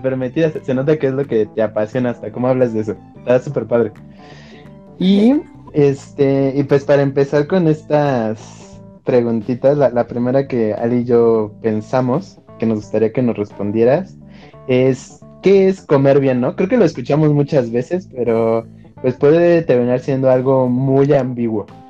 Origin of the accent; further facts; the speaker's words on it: Mexico; como mexicanos